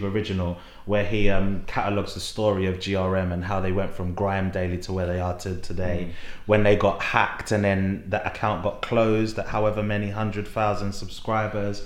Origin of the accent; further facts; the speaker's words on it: London, United Kingdom; coming from East London, like we are both from East London